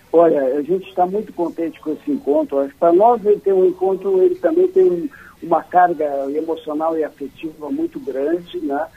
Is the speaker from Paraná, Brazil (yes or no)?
no; the South, Rio Grande do Sul, Brazil; a gente aqui do Sul